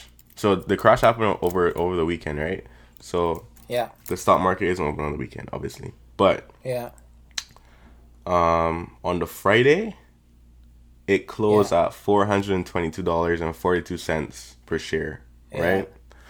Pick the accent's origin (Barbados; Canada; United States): Barbados; I'm from Barbados still.